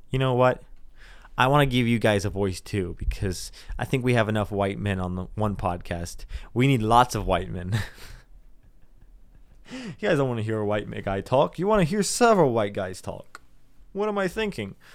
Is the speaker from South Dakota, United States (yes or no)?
yes; South Dakota, United States; We're from South Dakota.